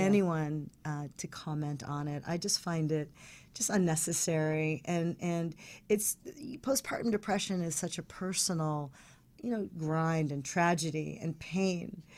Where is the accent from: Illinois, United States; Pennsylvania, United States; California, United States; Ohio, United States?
California, United States; Palos Verdes; I grew up in Palos Verdes